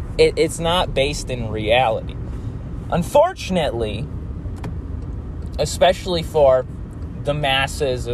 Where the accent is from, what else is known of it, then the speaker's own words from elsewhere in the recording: United States; I grew up in the United States.